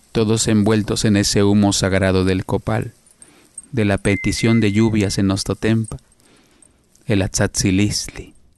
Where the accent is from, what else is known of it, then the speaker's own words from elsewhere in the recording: Chilpancingo, Guerrero, Mexico; Nací en Chilpancingo Guerrero